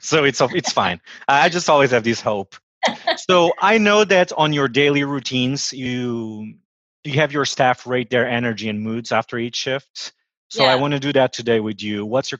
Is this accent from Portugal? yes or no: yes; Portugal; moved away as an adult; now in Washington, D.C., United States; I'm originally from Portugal, and I've been living in Washington, D.C. for the last 9 years.